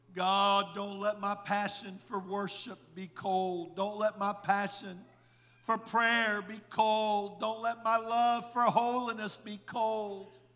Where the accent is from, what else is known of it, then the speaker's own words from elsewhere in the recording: Indiana, United States; moved away; I was raised in Indiana